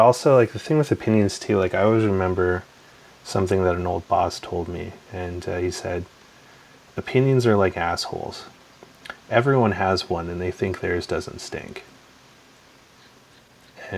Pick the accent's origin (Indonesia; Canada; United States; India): Canada; also born or lived in Calgary, Alberta; I'm also a Canadian, you know, born and raised here.